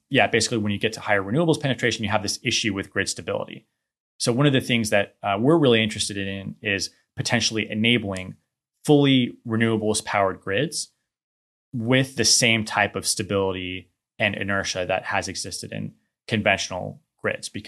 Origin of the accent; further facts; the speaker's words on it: Houston, Texas, United States; also born or lived in New Orleans / Atlanta / New Mexico; moved here when I was one. Okay. So we'll pretty much, uh, I guess you could say I'm from Houston.